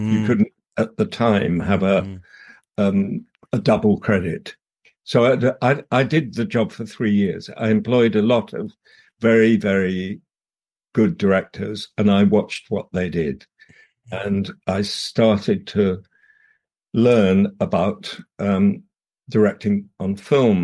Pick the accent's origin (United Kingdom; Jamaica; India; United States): United Kingdom; Dorset, South West England; moved away as an adult; I grew up in the country in the middle of Dorset